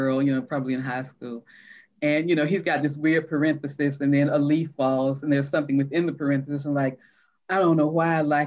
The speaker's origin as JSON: {"language": "English", "town": "Atlanta", "region": "Georgia", "country": "United States", "tie": "born or raised there", "said": "I grew up in Atlanta, you know, predominantly Black schools"}